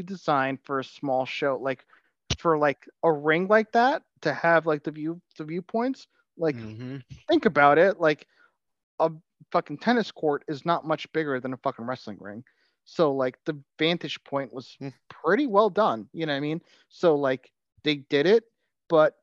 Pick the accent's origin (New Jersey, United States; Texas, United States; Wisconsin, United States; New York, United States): New York, United States; New York City; as a New Yorker